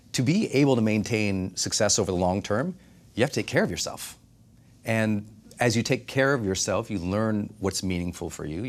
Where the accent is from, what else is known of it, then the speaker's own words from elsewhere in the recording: Butte, Montana, United States; I thought if I ever made $40,000 in my life, no, I'd be rich, because I'm from Butte, Montana.